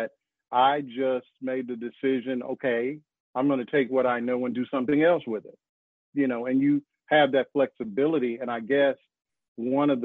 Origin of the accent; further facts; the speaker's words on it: Arkansas, United States; also born or lived in New York / New Jersey; now in North Carolina, United States; I'm from Arkansas.